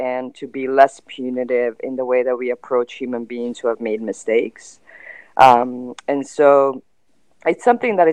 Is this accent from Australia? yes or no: no; Mostar, Federation of Bosnia and Herzegovina, Bosnia & Herzegovina; also born or lived in Philadelphia; now in Los Angeles, United States; I'm from Mostar, and I've always felt, you know, that I'm a Mostarka